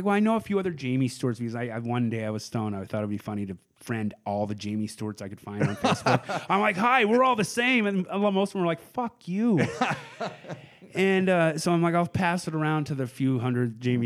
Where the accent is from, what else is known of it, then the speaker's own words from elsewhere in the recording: Portland, Oregon, United States; growing up in Portland